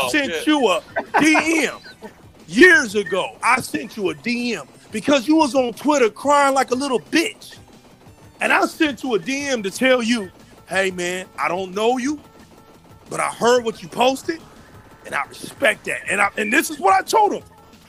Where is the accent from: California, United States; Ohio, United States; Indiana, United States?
Indiana, United States; Indianapolis; I came from Indianapolis.